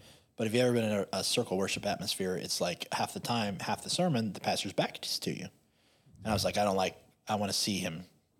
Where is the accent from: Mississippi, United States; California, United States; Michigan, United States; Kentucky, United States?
Kentucky, United States; Hopkinsville; also born or lived in Louisville / Columbus, Ohio; So we came home to Hopkinsville from Louisville with our tail tucked between our legs.